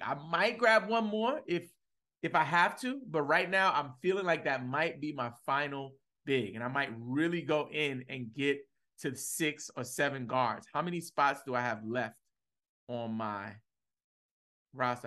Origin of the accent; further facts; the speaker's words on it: New York City, New York, United States; now in Atlanta, United States; I'm from Brooklyn